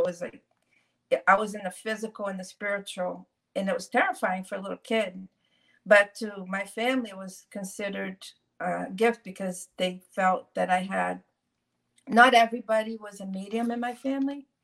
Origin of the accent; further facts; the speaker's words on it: Brazil; I was born in Brazil